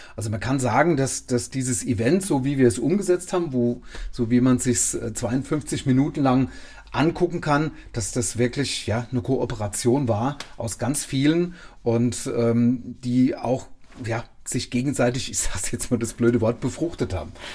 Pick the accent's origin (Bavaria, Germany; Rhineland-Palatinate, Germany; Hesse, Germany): Rhineland-Palatinate, Germany; Lörzweiler; um meine Heimatgemeinde